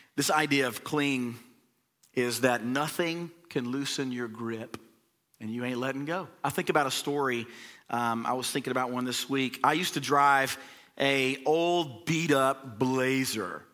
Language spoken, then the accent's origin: English; the South, United States; we're from the South